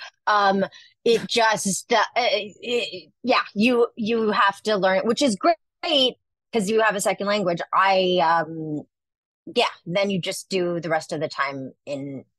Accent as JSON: {"language": "English", "town": "Montreal", "region": "Quebec", "country": "Canada", "said": "Yeah, I'm from Montreal."}